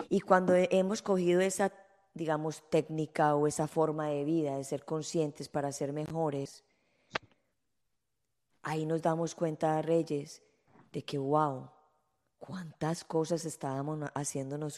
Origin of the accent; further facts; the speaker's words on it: Colombia; moved away as an adult; now in United States; en mi país